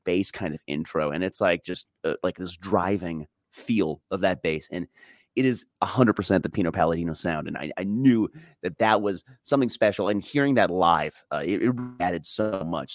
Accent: Colorado, United States; my Rockies are my hometown team

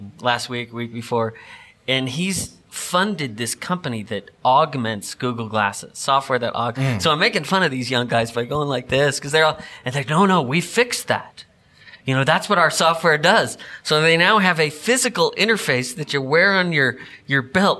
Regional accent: Southern California, United States; I grew up in Southern California

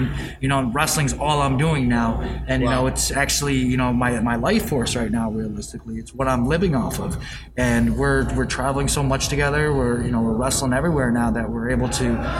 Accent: Syracuse, New York, United States; I grew up around the business. I'm originally from Syracuse, New York

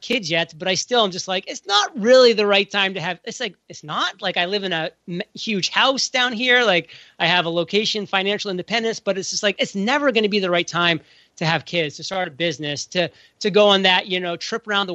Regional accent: New England, United States; I'm from New England

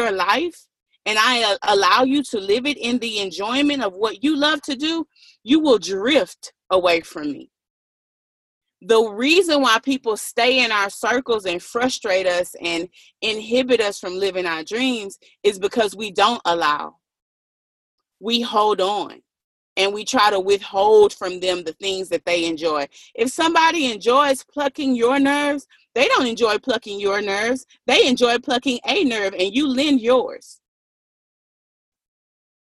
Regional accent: Galveston, Texas, United States; I am from Texas. I am from Galveston, and I'm close to Houston

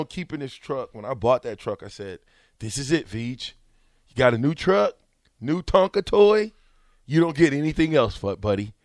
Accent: Omaha, Nebraska, United States; I'm from Omaha

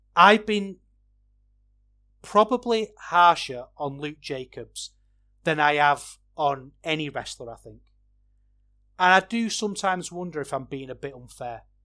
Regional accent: Manchester, North West England, United Kingdom; I'm from Manchester

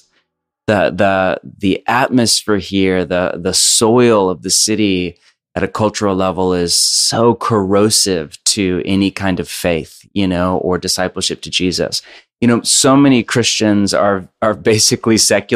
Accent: Bay Area, California, United States; now in Portland, United States; I grew up born and raised kind of on the West Coast. So I grew up in Bay Area and then moved to Portland

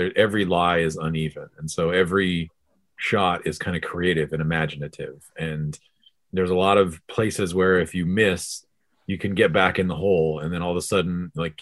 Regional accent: Missoula, Montana, United States; moved away; I grew up in Missoula.

